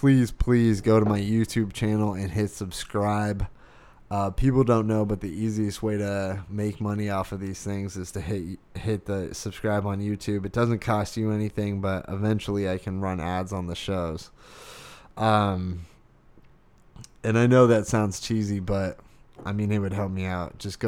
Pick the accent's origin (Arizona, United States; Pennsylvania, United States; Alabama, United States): Arizona, United States; I was born and raised in Arizona.